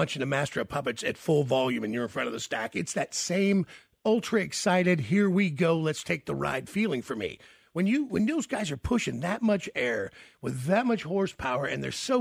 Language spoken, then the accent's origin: English; the South, United States; I'm from the South